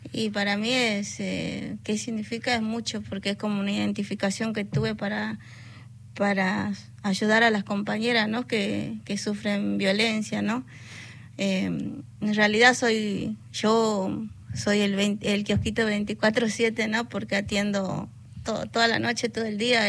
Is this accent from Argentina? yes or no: yes; northern Argentina, Argentina; also born or lived in born 'acá' (likely La Plata, Buenos Aires); now in La Plata, Argentina; yo vengo del norte argentino soy nieta